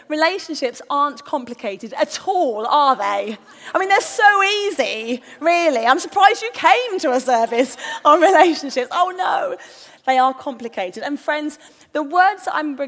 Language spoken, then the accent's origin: English; London, United Kingdom; we're from North London